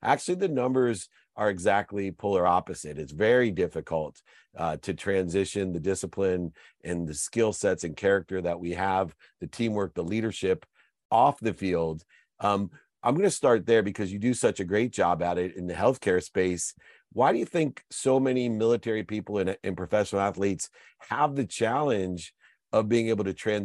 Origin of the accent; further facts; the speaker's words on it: Akron, Ohio, United States; I'm from Akron, Ohio